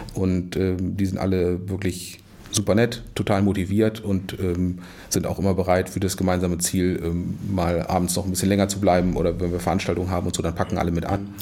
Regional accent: Wolfsburg, Lower Saxony, Germany; now in Kiel, Germany; geboren in Wolfsburg

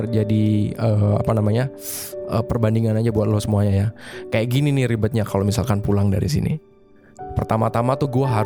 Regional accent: Blitar, East Java, Indonesia; now in Bintan, Indonesia; Ini baru perjalanan pulangnya aja ya ke Blitarnya, belum lagi nanti balik ke Bintannya.

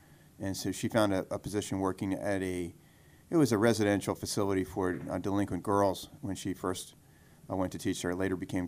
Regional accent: New York City, New York, United States; born there; also born or lived in Troy; In Far Rockaway, which is actually part of New York City, right out on Long Island, and lived there for a while as a little kid. Then we moved up to Troy, New York, which is upstate

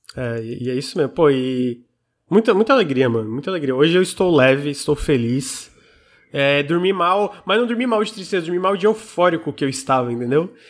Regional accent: Criciúma, Santa Catarina, Brazil; Eu sou de Santa Catarina, especialmente Criciúma

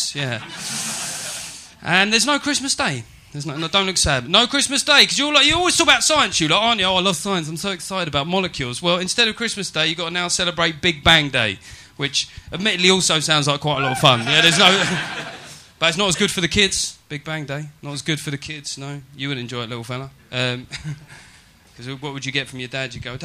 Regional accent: England, United Kingdom; I'm quite patriotic about being English

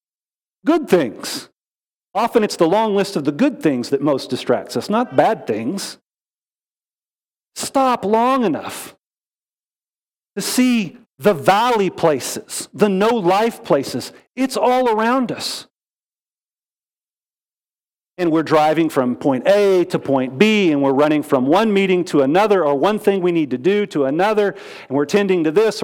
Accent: Wichita Falls, Texas, United States; moved away as an adult; also born or lived in Fort Worth, Texas; now in Texas Hill Country, United States; I grew up in North Texas. I was born in Fort Worth. All my growing up years in Wichita Falls

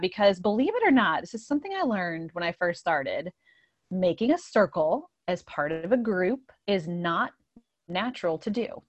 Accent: Indiana, United States; moved away as an adult; now in Downingtown, United States; I'm from Indiana, and, um, I came here, gosh, I guess, like, eleven years ago to Pennsylvania and have settled here in the Downingtown area

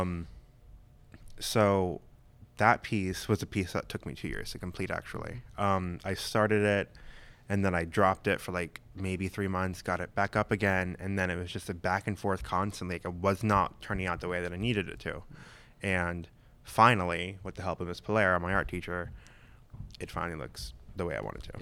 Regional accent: Vass, North Carolina, United States; also born or lived in Loudoun County, Virginia; now in Northern Virginia, United States; I grew up in a little small town called Vass in North Carolina.

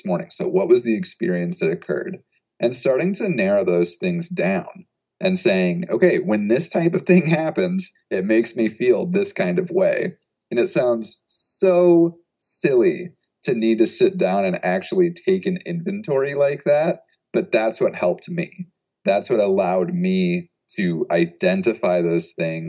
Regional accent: Midwest, United States; moved away as an adult; also born or lived in Oregon; I'm from the Midwest

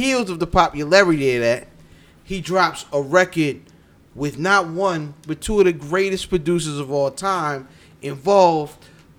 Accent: New York, United States; Nigga, I'm from New York.

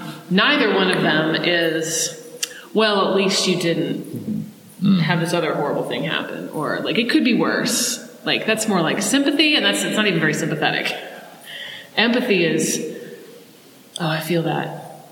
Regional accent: Australia; I so identify with it because I'm an Australian and everyone looks down on us because we used to be convicts.

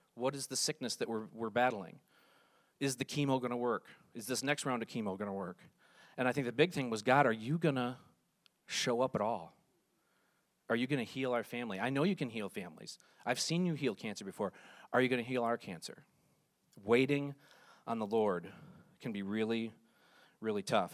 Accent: Ludington, Michigan, United States; I grew up in West Michigan in the town of Ludington.

